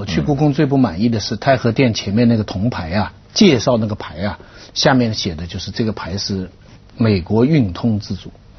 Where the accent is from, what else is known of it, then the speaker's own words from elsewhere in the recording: China; 我这作为中国人，